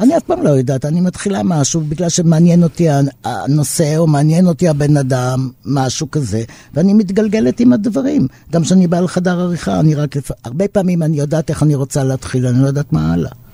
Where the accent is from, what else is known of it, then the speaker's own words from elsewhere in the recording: Israel; אנחנו כ-, כצברים פה